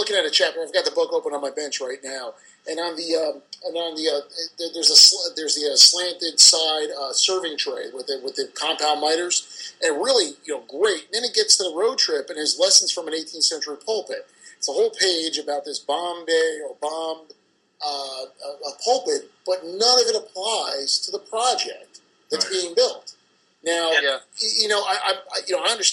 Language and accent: English; New Jersey, United States; I do speak quickly, and I am from New Jersey, and that's the method of which I speak